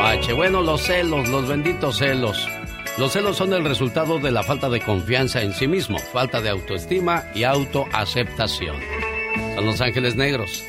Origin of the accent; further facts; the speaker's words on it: Monterrey, Nuevo León, Mexico; moved away; un día salí de Monterrey